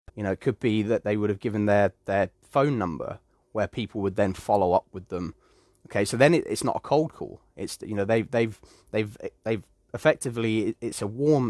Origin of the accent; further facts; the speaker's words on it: United Kingdom; I do come from the UK, and I am British